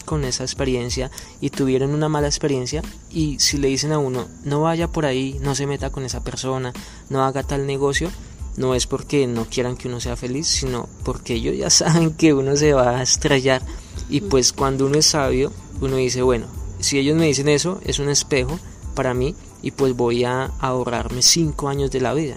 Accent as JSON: {"language": "Spanish", "country": "Colombia", "moved": "as an adult", "lives_now": "Goiânia, Brazil", "said": "salimos del país, de Colombia"}